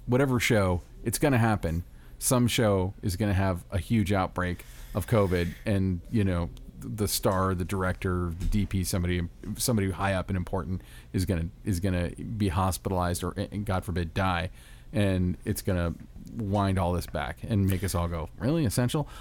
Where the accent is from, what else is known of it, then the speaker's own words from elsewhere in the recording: Orlando, Florida, United States; my hometown of Orlando, Florida